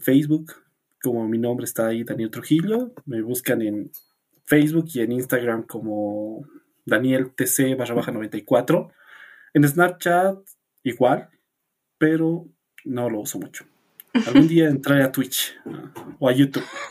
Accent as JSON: {"language": "Spanish", "region": "La Paz", "country": "Bolivia", "said": "soy de La Paz, Bolivia"}